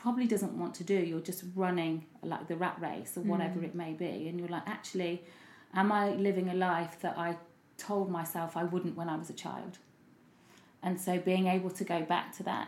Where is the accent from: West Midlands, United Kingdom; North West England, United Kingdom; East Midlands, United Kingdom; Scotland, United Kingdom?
East Midlands, United Kingdom; Leicester; moved away as an adult; also born or lived in London; I did lots of things in my hometown, Leicester